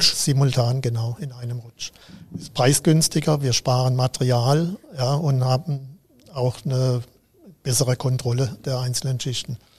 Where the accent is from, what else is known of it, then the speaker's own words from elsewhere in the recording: Lahr, Baden-Württemberg, Germany; also born or lived in Karlsruhe / Mainz / Freiburg; ich stamme aus La, gebürtig aus